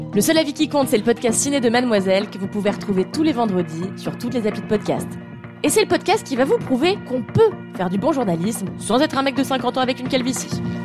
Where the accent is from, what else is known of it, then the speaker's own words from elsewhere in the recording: Levallois-Perret, Île-de-France, France; j'ai grandi dans une petite ville du 92 qui s'appelle Levallois-Perret